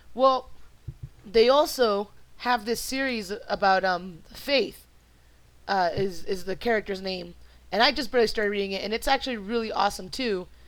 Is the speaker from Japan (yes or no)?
no; Mexico; first language Spanish; English is a second language; being a uh, Spanish speaking Mexican that at some point in time I will struggle very, very much with speaking proper English